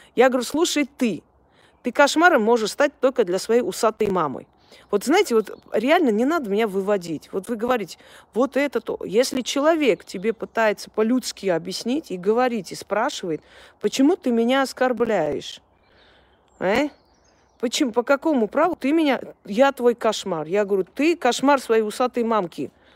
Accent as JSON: {"language": "Russian", "country": "Armenia"}